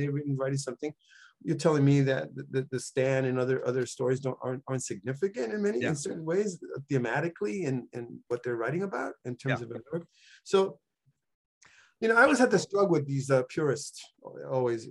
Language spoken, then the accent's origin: English; New York City, New York, United States; moved away; also born or lived in Cayey, Puerto Rico; I came from the South Bronx